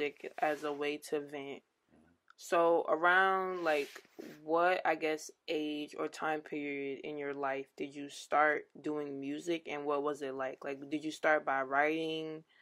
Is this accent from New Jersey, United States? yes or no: yes; New Jersey, United States; I'm from Jersey too